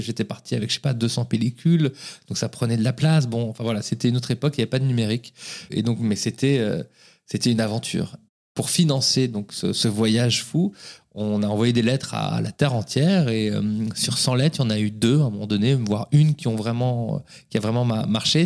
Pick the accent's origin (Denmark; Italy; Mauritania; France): France; Paris, Île-de-France; je suis né à Paris. Euh, j'ai fait mes études à Paris